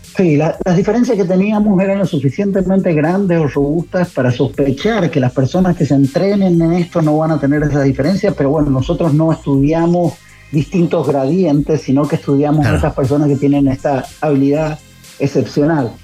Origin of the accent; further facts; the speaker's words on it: San Juan, Argentina; soy de San Juan